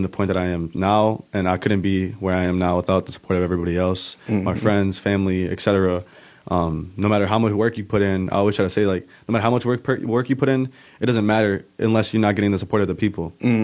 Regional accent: Kenosha, Wisconsin, United States; born and raised in Kenosha

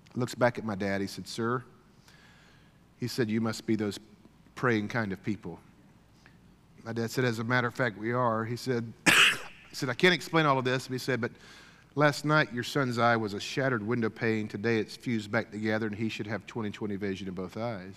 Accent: Deep South, United States; I grew up kind of in the Deep South

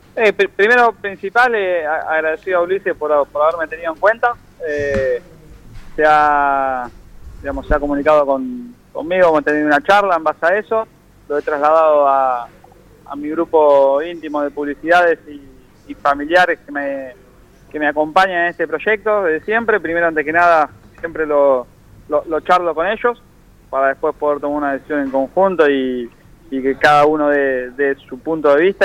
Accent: Buenos Aires, Argentina; De Flores

